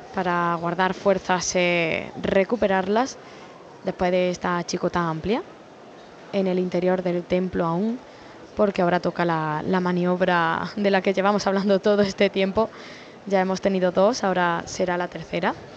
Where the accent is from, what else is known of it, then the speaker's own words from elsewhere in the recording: Villargordo, Andalusia, Spain; la cofradía de la Veracruz de mi pueblo, que en este caso es Villargordo